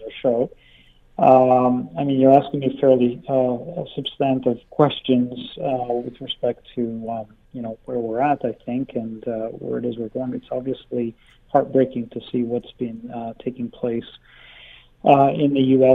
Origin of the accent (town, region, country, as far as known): Canada